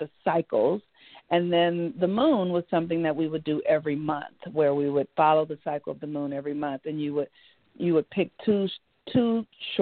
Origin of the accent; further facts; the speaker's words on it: Los Angeles, California, United States; I grew up in Los Angeles, California. My family is from the South